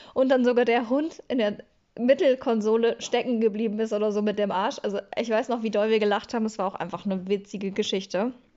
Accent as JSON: {"language": "German", "town": "Schwelm", "region": "North Rhine-Westphalia", "country": "Germany", "also_born_or_lived": "Bochum", "moved": "yes", "said": "ich komme aus Schwelm und Schwelm ist eine eigenständige Stadt"}